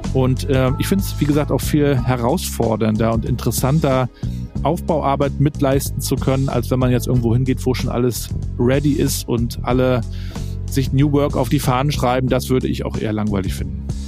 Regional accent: Rostock, Mecklenburg-Vorpommern, Germany; Ich bin hier in Rostock aufgewachsen, noch in der DDR-Zeit damals

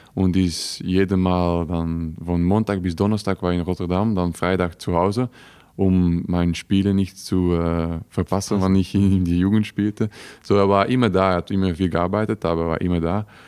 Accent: Wemmel, Flanders, Belgium; German is a second language; moved away as an adult; also born or lived in Cologne, Germany; now in Wolfsburg, Germany; geboren in Wemmel, vier Jahre da gelebt

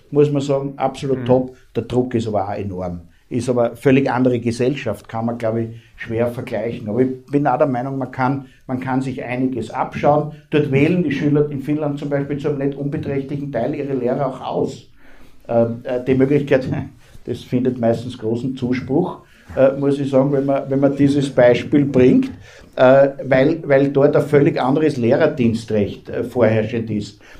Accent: Austria; Ähm, bei uns in Österreich, um das nur beispielhaft zu sagen, ist die Menschenrechtskonvention Bestandteil der Bundesverfassung

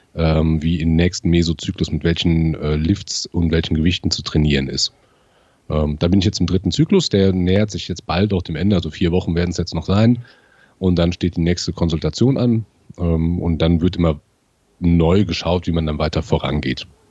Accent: near Siegen, North Rhine-Westphalia, Germany; ich komme aus der Nähe von Siegen

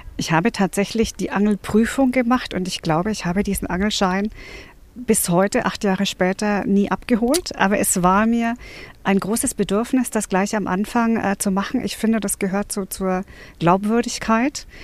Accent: Bavaria, Germany; now in Brandenburg, Germany; Ich komme ja ursprünglich aus Bayern

